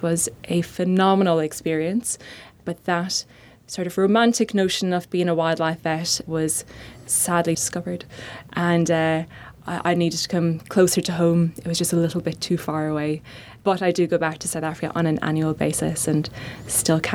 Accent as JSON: {"language": "English", "area": "Cavan", "region": "Ulster", "country": "Ireland", "tie": "born or raised there", "accent": "Irish", "moved": "yes", "said": "I'm Irish, as you can hear, and grew up in a very, very beautiful part of Ireland called Cavan"}